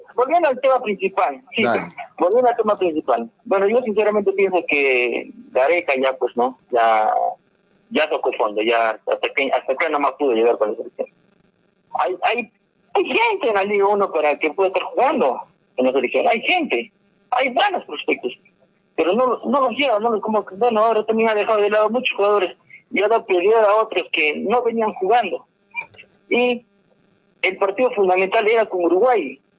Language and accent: Spanish; Peru; como peruano